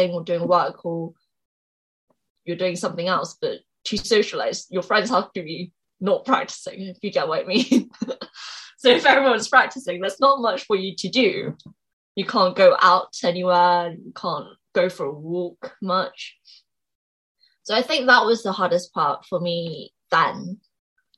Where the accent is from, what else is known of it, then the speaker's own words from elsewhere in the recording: England, United Kingdom; also born or lived in Seoul, South Korea; I was born in Seoul in South Korea. And then I moved to England when I was about 5